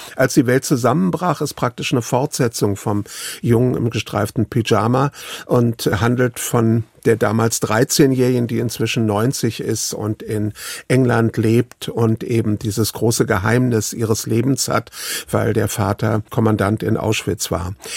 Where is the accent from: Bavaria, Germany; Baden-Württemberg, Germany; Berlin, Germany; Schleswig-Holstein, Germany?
Berlin, Germany; also born or lived in Riga, Latvia / United States; meine zweiten Eltern haben mich geklaut aus Riga und nach Berlin gebracht